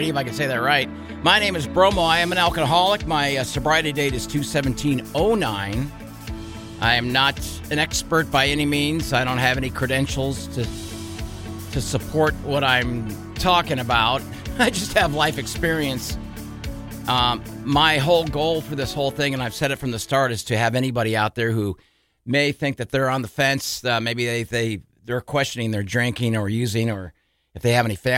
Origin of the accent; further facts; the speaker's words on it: San Diego, California, United States; now in Bismarck, United States; I'm from San Diego, so I have a lot of people I stay in touch